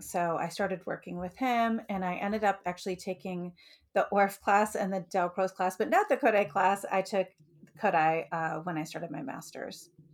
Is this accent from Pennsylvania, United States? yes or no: no; Detroit, Michigan, United States; moved away as an adult; also born or lived in Utica, Michigan / Lancaster, Ohio / Olentangy, Ohio; now in Ohio, United States; I grew up in Metro Detroit in Michigan